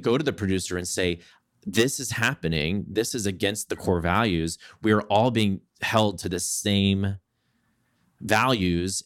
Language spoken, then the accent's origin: English; Southeast Texas, United States; I grew up in Southeast Texas.